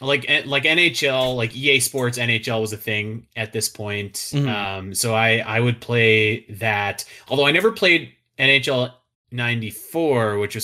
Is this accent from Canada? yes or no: yes; Calgary, Alberta, Canada; I'm from Calgary. We have a NHL team called the Calgary Flames